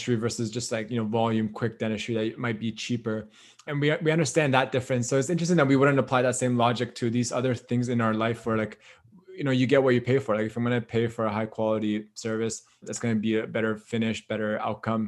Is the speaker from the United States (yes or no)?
no; Canada; moved away as an adult; now in Australia; I'm from Canada. I've been here in Australia for about 7 years now